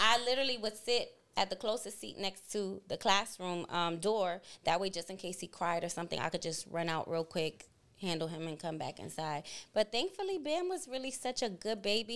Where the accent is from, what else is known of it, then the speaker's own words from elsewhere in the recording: New York City, New York, United States; born and raised in Boogie Down, Bronx, New York